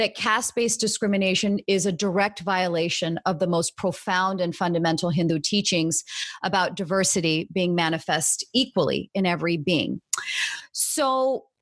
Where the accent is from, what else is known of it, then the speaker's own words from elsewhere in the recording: United States; most of us at HAF are second generation, born and raised in the United States.